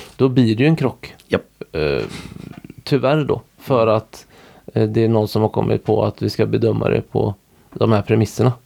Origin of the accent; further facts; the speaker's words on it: Orust, Västra Götaland, Sweden; Där vi bor nu, där är jag ifrån